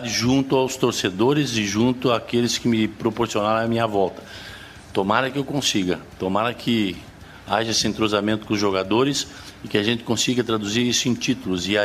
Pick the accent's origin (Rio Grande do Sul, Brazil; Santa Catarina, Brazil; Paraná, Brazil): Rio Grande do Sul, Brazil; Todo mundo sabe que eu sou gaúcho, todo mundo sabe que eu nasci no Rio Grande do Sul, que eu, eu me criei sendo gremista